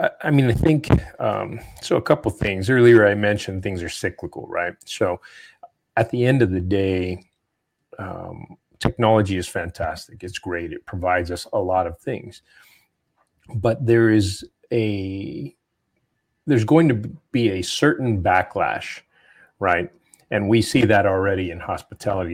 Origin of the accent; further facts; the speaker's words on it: New Mexico, United States; moved away; I'm, I'm from New Mexico, I go back there often, I have a house there